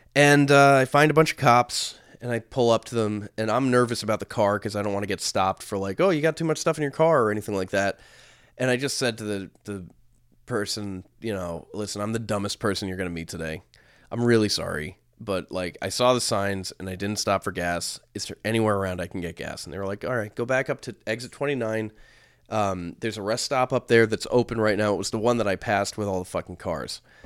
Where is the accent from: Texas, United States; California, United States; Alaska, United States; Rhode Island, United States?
Rhode Island, United States; we're from Rhode Island.